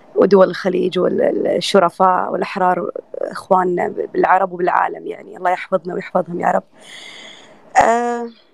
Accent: Kuwait; ديرتي الكويت

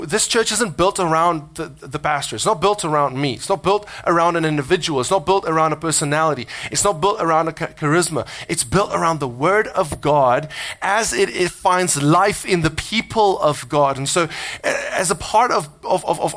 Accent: South Africa; accent: South African; now in United States; my South Africanness, you know, my accent

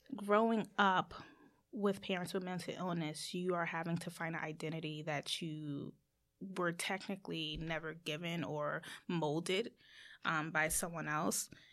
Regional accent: United States; as Americans

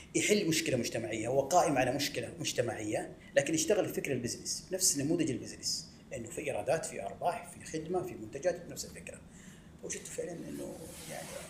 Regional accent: Medina, Medina Province, Saudi Arabia; also born or lived in Jeddah; ولدت في المدينة المنورة وترعرعت فيها بين حواريها

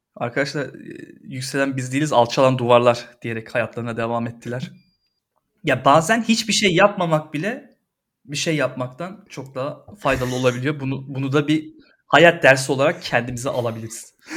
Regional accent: Istanbul, Turkey; benim doğduğum serpildiğim toprak.

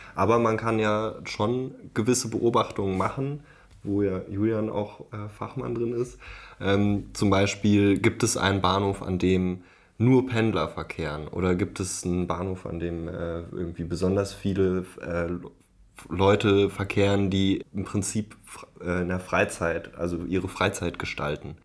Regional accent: Berlin, Germany; ich komme aus Berlin

